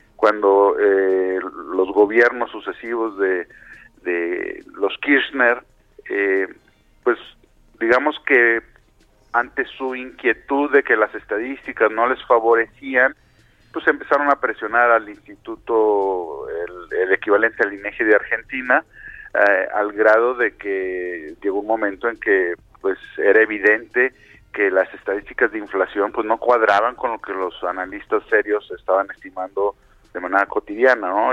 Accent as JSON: {"language": "Spanish", "country": "Mexico"}